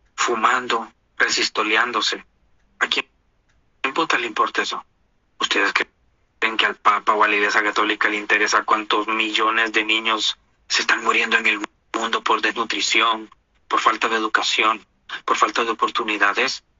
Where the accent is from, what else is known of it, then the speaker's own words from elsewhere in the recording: Honduras; now in United States; yo nací en Honduras